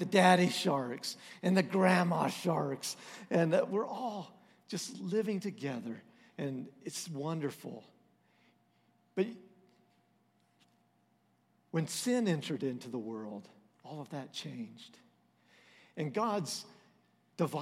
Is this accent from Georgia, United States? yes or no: no; Texas, United States; We're from Texas.